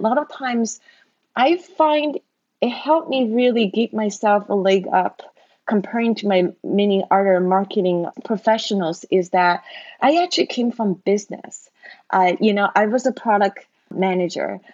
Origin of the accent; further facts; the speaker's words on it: China; moved away as an adult; now in United States; I grew up in China back then the China was still very poor.